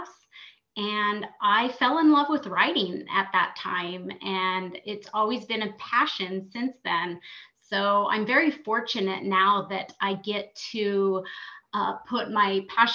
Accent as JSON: {"language": "English", "region": "Utah", "country": "United States", "tie": "born or raised there", "also_born_or_lived": "Arizona", "said": "born and raised in Utah. We briefly moved away to Arizona for a few years, but then moved back about 6 years ago"}